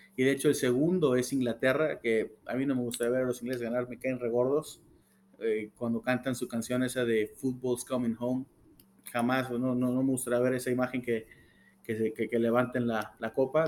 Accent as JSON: {"language": "Spanish", "country": "Mexico", "said": "como mexicano"}